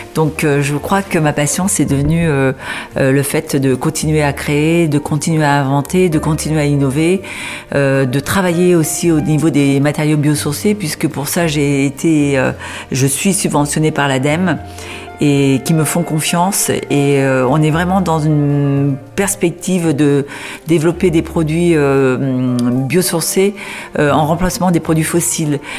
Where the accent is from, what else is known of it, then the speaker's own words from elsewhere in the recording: Beauvais, Hauts-de-France, France; je suis native de Beauvais, donc je suis picarde